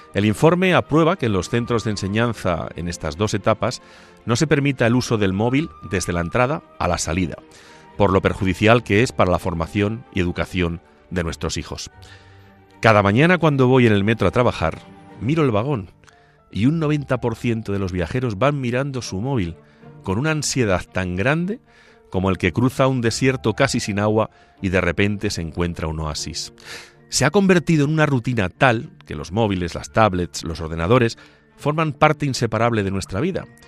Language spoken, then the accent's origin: Spanish; Ciudad Real province, Castilla-La Mancha, Spain; now in Boadilla del Monte, Spain; cuando era niño y correteaba por las calles de mi pueblo o por las calles de la capital de la provincia, de Ciudad Real